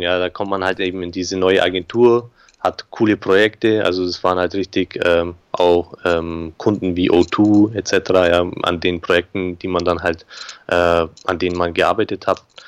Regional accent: Augsburg, Bavaria, Germany; ich bin geboren in Augsburg, aufgewachsen in Augsburg

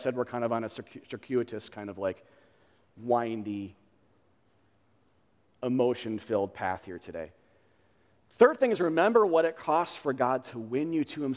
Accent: United States; We're American believers

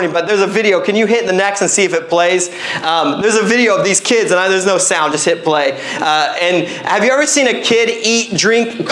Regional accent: Midwest, United States; now in Pacific Northwest, United States; I'm a Midwesterner

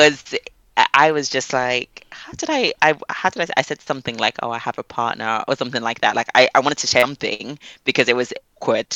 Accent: Ghana; I mentioned I was from Ghana

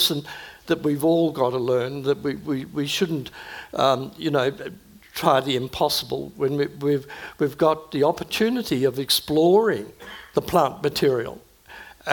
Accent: Sydney, New South Wales, Australia; I grew up in the leafy North Shore of Sydney

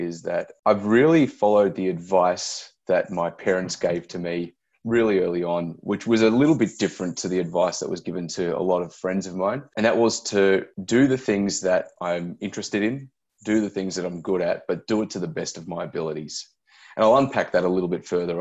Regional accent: Melbourne, Victoria, Australia; I grew up in Melbourne's western suburbs

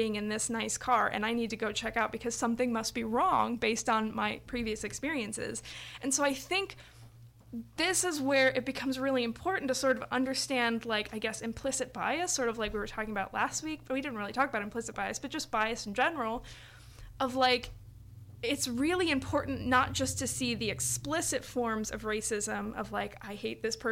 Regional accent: Valparaiso, Indiana, United States; my neighborhood growing up in Valpo, being next to Gary

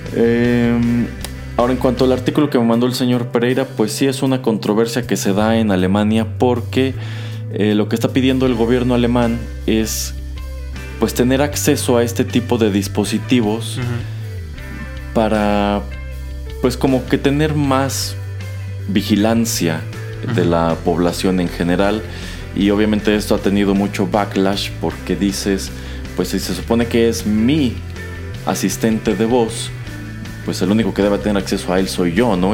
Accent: Mexico; como mexicano

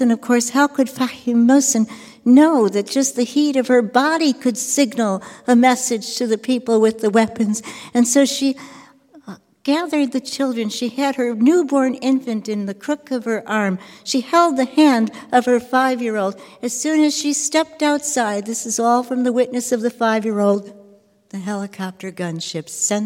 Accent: United States; I'm from the United States

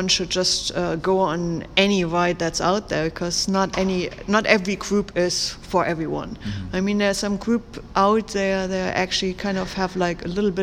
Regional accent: Germany; moved away; in Germany, back in my hometown

